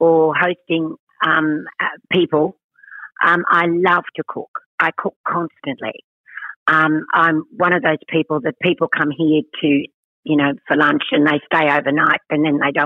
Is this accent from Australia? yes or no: yes; Cooma, New South Wales, Australia; I was born in Coomer, New South Wales. But my relatives are all really country people. So I was also brought up in the country.